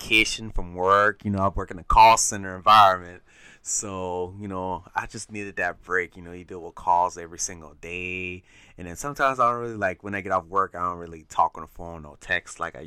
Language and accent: English; Charleston, United States; I'm from Charleston